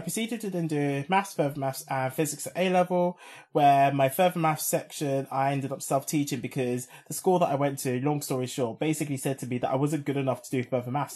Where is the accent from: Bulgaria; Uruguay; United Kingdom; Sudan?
United Kingdom; London; as a Londoner